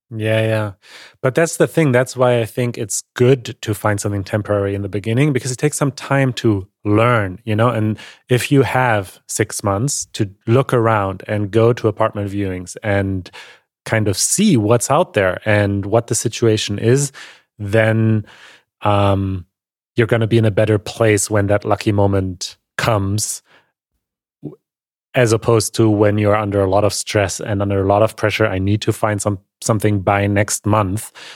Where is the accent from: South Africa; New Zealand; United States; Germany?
Germany; growing up in Germany